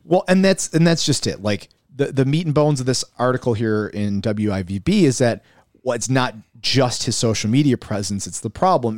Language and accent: English; Buffalo, New York, United States; neither of us live there currently, but we are, you know, we're from South Buffalo.